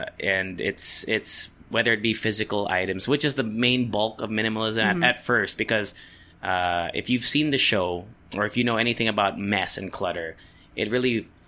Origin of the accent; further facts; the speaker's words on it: Japan; Because I grew up in Japan, right?